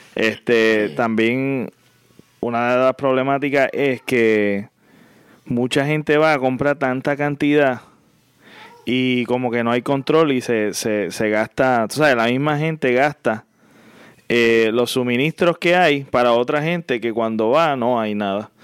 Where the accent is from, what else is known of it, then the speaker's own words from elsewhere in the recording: San José, Puerto Rico; also born or lived in Cabo Rojo; nos criamos juntos en San José